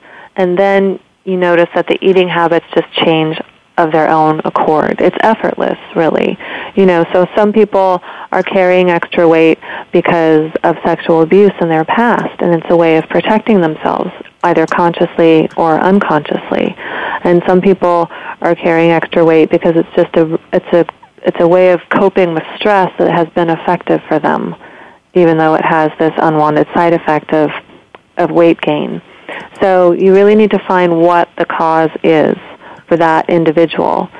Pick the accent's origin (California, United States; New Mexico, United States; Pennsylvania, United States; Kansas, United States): California, United States; San Francisco Bay Area; moved away as an adult; now in Lenox, United States; born and raised in the San Francisco Bay Area, and just moved to the beautiful Berkshires of Western Massachusetts in 3 months ago